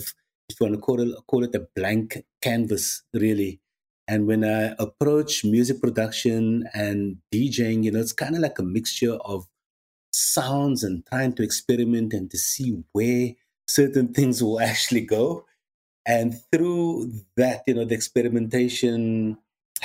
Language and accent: English; Cape Town, Western Cape, South Africa; born or raised there